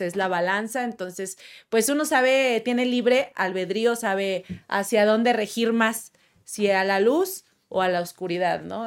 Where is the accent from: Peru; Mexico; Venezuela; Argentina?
Mexico; Monterrey, Nuevo León; moved away as an adult; now in Mexico City, Mexico; nunca había viajado a otra ciudad, yo nada más en Monterrey